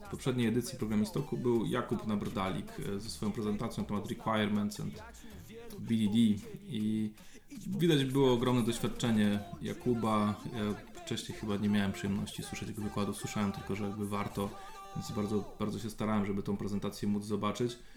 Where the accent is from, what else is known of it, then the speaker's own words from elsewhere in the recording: Opole Voivodeship, Poland; born there; Ja bardzo lubię te specyfiki naszych różnych regionów polskich. Sam się urodziłem na Opolszczyźnie, która ma swoją specyfikę